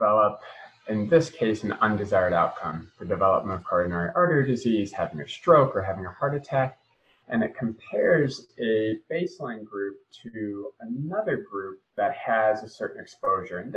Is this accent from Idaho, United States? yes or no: yes; Boise, Idaho, United States; moved away as an adult; now in Providence, United States; I grew up in the Mountain West in Boise, Idaho